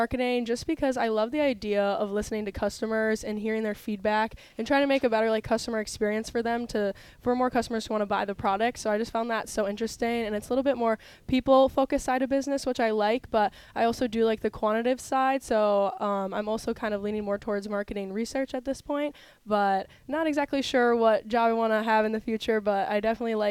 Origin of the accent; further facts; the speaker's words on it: Wisconsin, United States; moved away as an adult; now in Mount Pleasant, United States; I'm from Wisconsin